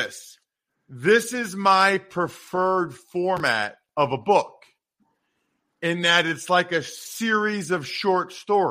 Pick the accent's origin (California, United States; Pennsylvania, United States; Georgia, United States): Pennsylvania, United States; Reading; now in Harrisburg, United States; I grew up in Reading. I live in Harrisburg now.